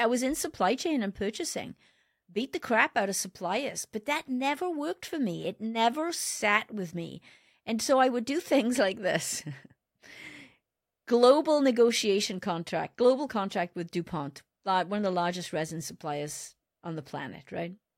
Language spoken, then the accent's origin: English; Wales, United Kingdom; moved away as an adult; I was born in Wales, and I started my career with Botswana Automotive